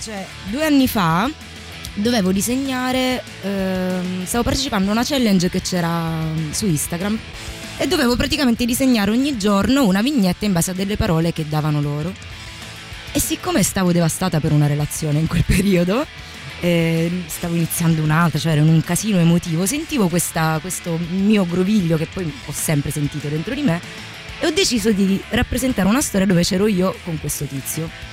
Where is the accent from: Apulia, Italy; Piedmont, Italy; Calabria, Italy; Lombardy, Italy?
Calabria, Italy; Io sono del sud, sono calabrese.